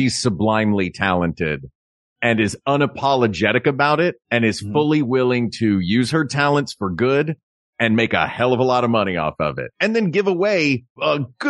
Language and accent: English; Knoxville, Tennessee, United States; I'm from Knoxville, just on the other side of the city, from where she grew up.